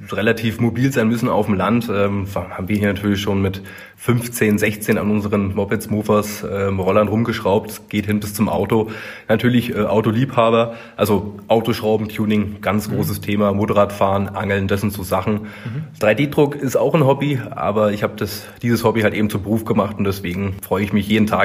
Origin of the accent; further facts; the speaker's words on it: Berlin, Germany; born there; 35 Jahre alt, ledig, kinderlos, nicht geschieden äh, also noch zu haben, 1984 geboren in Berlin-Köpenick.